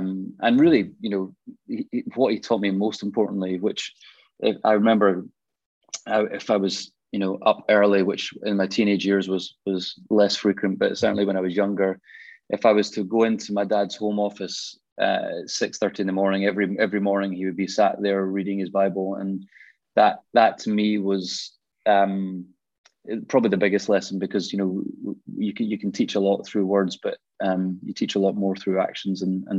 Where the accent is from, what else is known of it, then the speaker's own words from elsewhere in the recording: Glasgow, Scotland, United Kingdom; I grew up in Glasgow. You can probably, well, tell, you might not be able to tell by the accent. I've lived down south for a while, but I grew up in Glasgow and grew up in a Christian home.